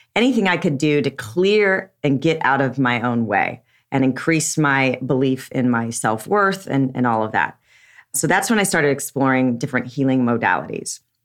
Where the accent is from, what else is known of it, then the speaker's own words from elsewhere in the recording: Southern California, United States; I was raised in Southern California